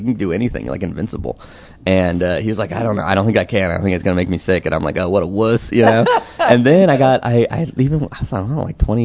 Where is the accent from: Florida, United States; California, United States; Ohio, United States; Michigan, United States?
California, United States; As a Californian